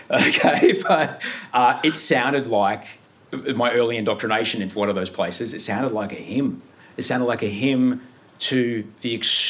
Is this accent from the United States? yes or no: no; Brisbane, Queensland, Australia; now in Sydney, Australia; Where I grew up in Brisbane